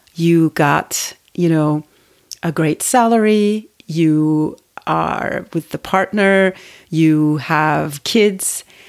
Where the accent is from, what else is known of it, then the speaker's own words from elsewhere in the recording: Turkey; moved away as an adult; also born or lived in United States; now in Paris, France; Well, I grew up in Turkey. I, um, I lived there until I was, you know, I finished high school, and then I moved to the U S to go to college.